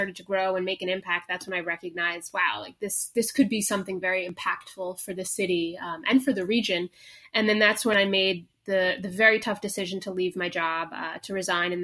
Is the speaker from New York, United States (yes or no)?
yes; New York City, New York, United States; moved away as an adult; now in Buenos Aires, Argentina; I'm originally from New York City